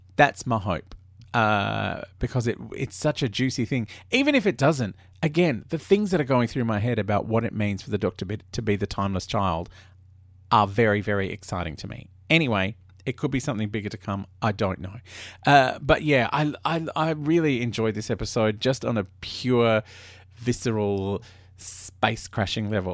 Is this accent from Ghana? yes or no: no; Australia; I grew up in Australia